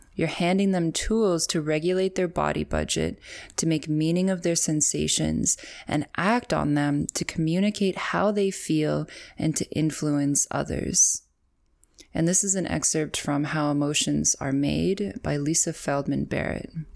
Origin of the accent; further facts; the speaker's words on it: Canada; accent: Canadian; My Canadian accent